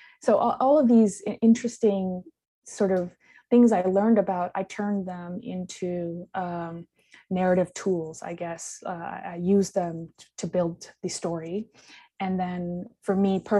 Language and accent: English; Nepal; moved away; also born or lived in Vancouver, Canada / Toronto, Canada / New York City, United States; I grew up in Nepal, and I also have lived in Canada and the United States